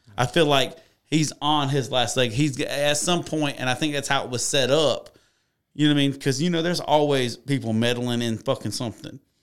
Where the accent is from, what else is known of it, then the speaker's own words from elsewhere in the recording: United States; I'm still American